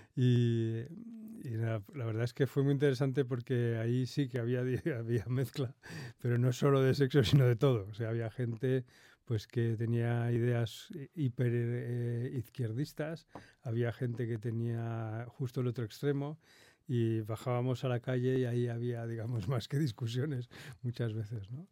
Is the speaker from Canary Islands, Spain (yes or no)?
no; Madrid, Community of Madrid, Spain; yo nací, nací aquí en Madrid